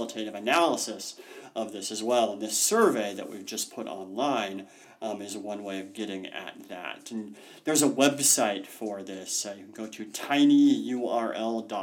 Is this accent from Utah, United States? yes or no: yes; Salt Lake City, Utah, United States; moved away as an adult; also born or lived in Washington DC; I grew up in Salt Lake City